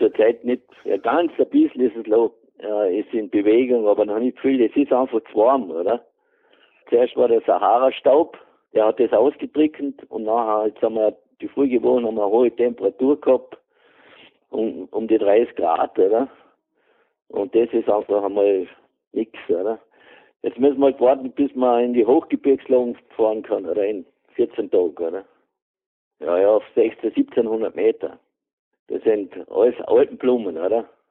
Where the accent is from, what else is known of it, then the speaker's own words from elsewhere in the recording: Carinthia, Austria; also born or lived in Vorarlberg; now in Hohenems, Austria; Ich bin ein Kärntner